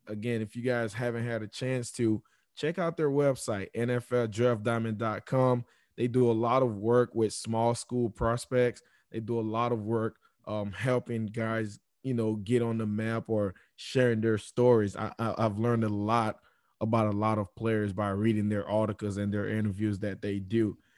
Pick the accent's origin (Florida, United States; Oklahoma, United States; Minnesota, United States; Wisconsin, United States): Florida, United States; South; growing up in South Florida